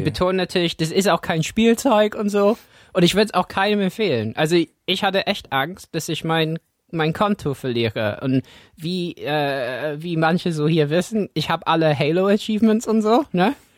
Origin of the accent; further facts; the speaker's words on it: England, United Kingdom; German is a second language; now in Germany; für mich als Engländer in Deutschland